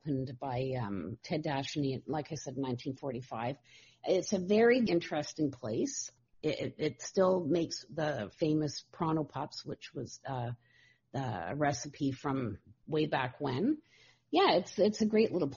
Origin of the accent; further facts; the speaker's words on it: Toronto, Ontario, Canada; now in North Bay, Canada; I was born and raised in Toronto, but we moved to North Bay in the early 70s.